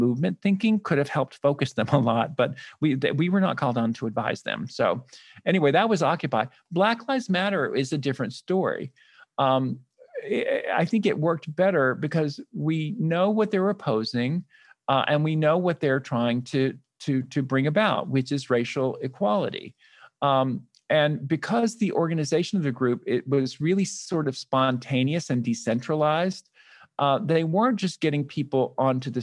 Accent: Birmingham, Alabama, United States; now in New York, United States; I grew up in Birmingham, Alabama. So I'm a Southern boy.

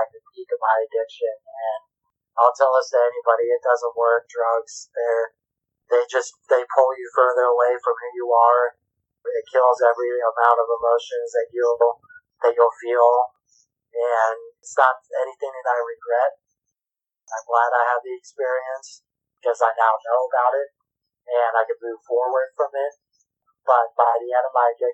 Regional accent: East Coast, United States; moved away as an adult; also born or lived in Jackson Hole, Wyoming / Colorado / Tucson, Arizona; We grew up in the East Coast

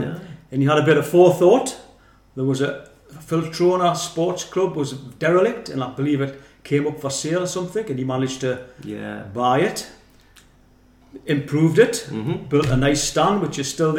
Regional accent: South Shields, North East England, United Kingdom; I was born in Simonside. 1960, 59-60. And my first memories living in Simonside were big yellow corporation buses parked outside the house, because I lived around the corner to Simonside Hall

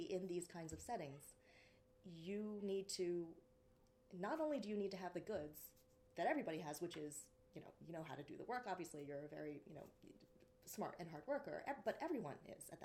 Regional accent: United States; being Asian American

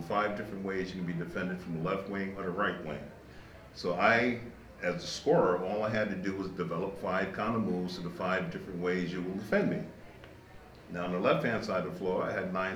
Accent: New York City, New York, United States; the period of time that I grew up in Brooklyn

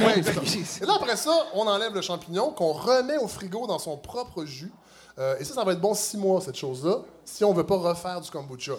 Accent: Saint-Hyacinthe, Quebec, Canada; moved away; je viens de Saint-Hyacinthe

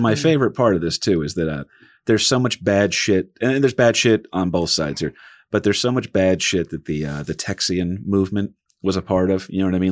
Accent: New Jersey, United States; We got Jersey pride 'cause we're from Jersey

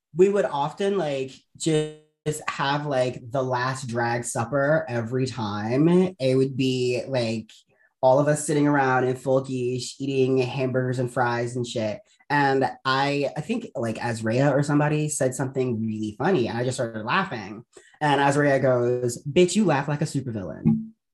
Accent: Baltimore, Maryland, United States; moved away; I'm originally from Baltimore, Maryland

